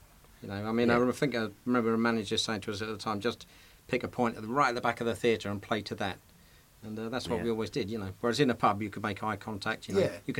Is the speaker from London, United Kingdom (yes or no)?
yes; Dagenham, London, United Kingdom; I'm from Dagenham, you see